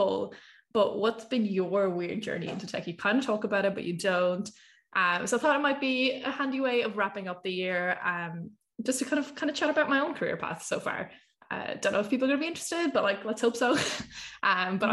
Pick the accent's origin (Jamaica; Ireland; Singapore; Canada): Ireland; I grew up in Ireland.